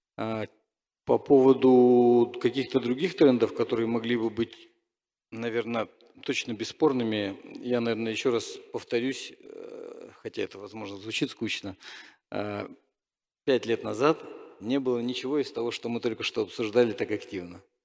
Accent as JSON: {"language": "Russian", "town": "Novosibirsk", "region": "Novosibirsk Oblast", "country": "Russia", "said": "я просто из Новосибирска"}